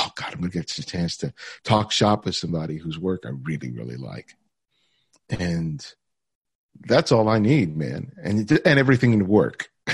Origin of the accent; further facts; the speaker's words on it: Los Angeles, California, United States; growing up in South L A. My parents were both immigrants from the Dominican Republic